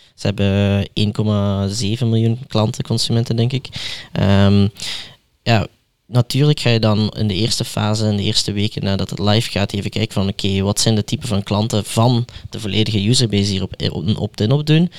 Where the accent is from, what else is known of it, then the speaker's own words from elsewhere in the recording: Belgium; zoals we die in België noemen